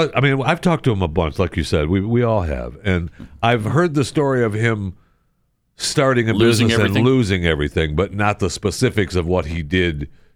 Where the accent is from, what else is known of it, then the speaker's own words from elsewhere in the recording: Michigan, United States; moved away; I grew up in a northern town in Michigan as well.